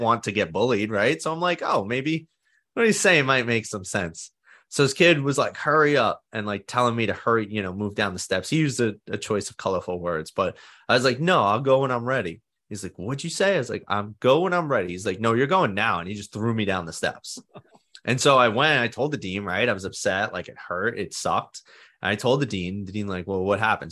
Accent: New York City, New York, United States; I grew up in Staten Island, New York, and I've been here my whole life. I still live here.

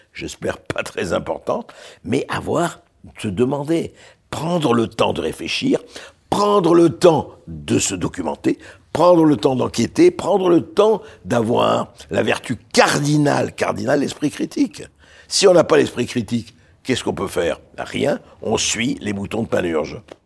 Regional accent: Beirut, Beirut Governorate, Lebanon; now in France; je suis né à Beyrouth j'ai grandi à Beyrouth

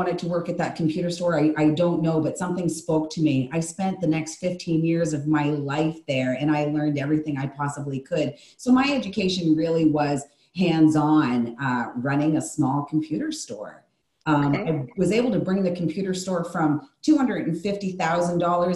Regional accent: the Maritimes, Canada; also born or lived in Calgary, Alberta; Once I got back east, because I grew up in Calgary, Alberta, for my middle school years. But once I came home, I said that I would never leave again. The Maritimes is my blood.

